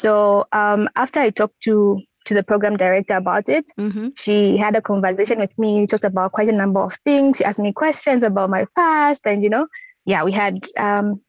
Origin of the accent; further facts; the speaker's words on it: Lusaka, Lusaka Province, Zambia; when I came back home, I started having therapy sessions. That's in Lusaka